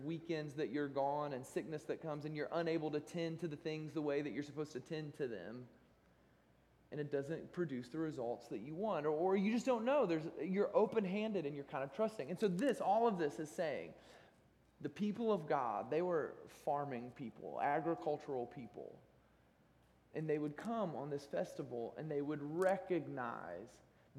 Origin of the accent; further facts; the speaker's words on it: United States; moved away; I'm from Amish country